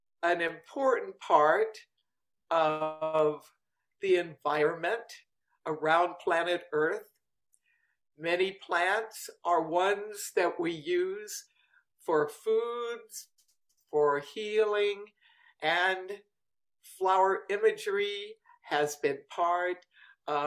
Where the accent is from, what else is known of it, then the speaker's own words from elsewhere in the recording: Washington, District of Columbia, United States; I grew up in Washington, D.C.